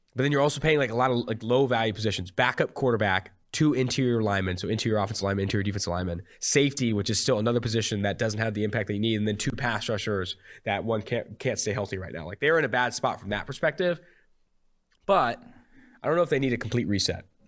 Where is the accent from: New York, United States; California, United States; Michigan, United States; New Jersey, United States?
California, United States; Oakland; now in Cincinnati, United States; I'm from Oakland, California